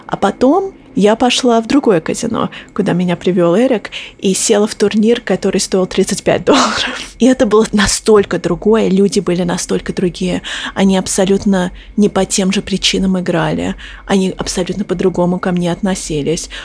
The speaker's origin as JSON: {"language": "Russian", "area": "near Boston", "region": "Massachusetts", "country": "United States", "tie": "born or raised there", "also_born_or_lived": "Moscow, Russia", "said": "Я родилась в Москве, но когда мне было 4 года, мы переехали в Массачусетс, около Бостона. И я выросла в Америке."}